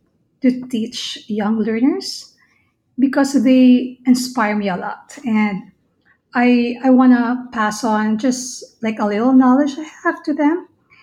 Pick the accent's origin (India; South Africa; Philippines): Philippines; Absolutely, I was a fan. Everybody in the Philippines knows ….